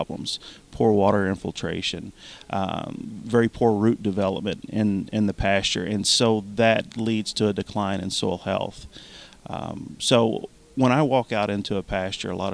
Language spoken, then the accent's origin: English; Eastern Kentucky, United States; I grew up in Eastern Kentucky, and like many others in Eastern Kentucky, we grew tobacco and cattle